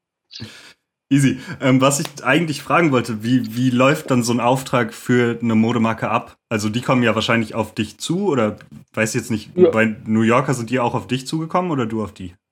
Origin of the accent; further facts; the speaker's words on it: Lüdenscheid, North Rhine-Westphalia, Germany; now in Cologne, Germany; Äh, ich bin eigentlich aus Lüdenscheid im Sauerland und äh, wohne jetzt aber in Köln.